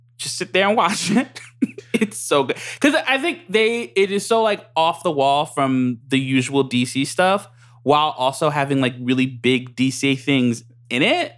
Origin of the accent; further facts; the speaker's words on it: United States; I'm American